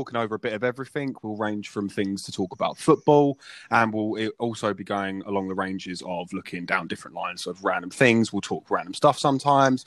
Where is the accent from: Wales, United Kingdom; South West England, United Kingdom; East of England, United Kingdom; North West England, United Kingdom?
East of England, United Kingdom; Essex; where we're from Essex